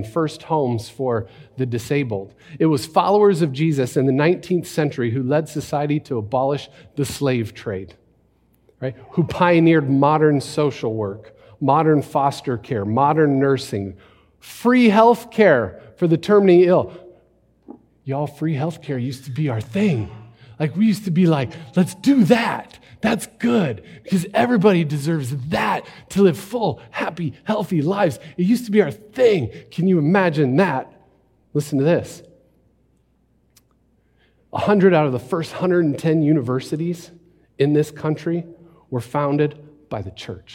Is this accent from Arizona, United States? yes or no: yes; Phoenix, Arizona, United States; I was born in Phoenix Baptist Hospital